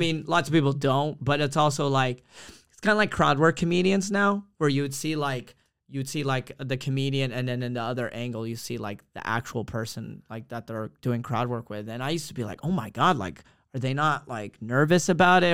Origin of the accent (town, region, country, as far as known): Dallas, Texas, United States; born or raised there; moved away